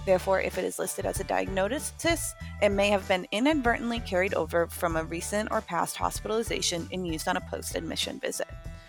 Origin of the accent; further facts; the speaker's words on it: New Hampshire, United States; I grew up in New Hampshire